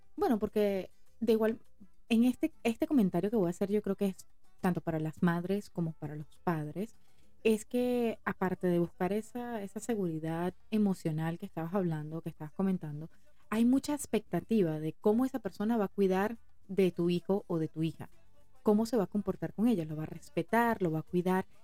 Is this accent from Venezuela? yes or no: yes; Venezuela; somos venezolanos